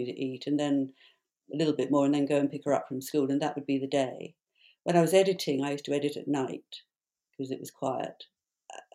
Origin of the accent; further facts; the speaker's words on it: London, United Kingdom; I am a Londoner, so I'm back home